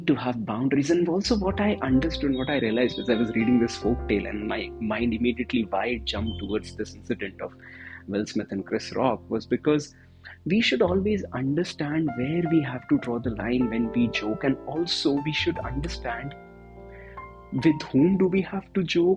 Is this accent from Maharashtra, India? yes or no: no; Delhi, India; I'm from Delhi, and I'm from Delhi.